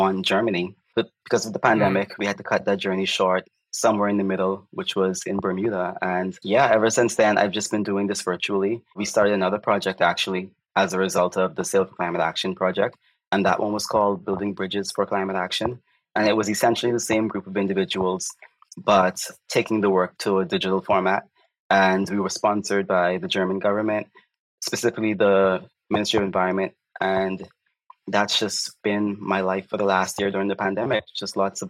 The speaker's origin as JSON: {"language": "English", "country": "Bahamas", "said": "I am from the Bahamas"}